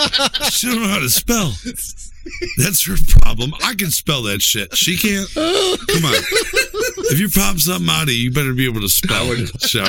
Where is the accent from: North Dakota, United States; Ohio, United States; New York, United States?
Ohio, United States; Cleveland; I know I'm from Cleveland.